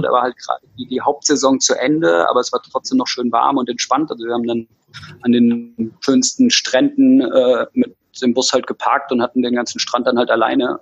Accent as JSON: {"language": "German", "area": "Taunus, near Frankfurt", "region": "Hesse", "country": "Germany", "tie": "born or raised there", "said": "bei meinen Eltern, äh, im Taunus in der Nähe von Frankfurt, wo ich geboren bin, aufgewachsen bin, in der Nähe von Frankfurt"}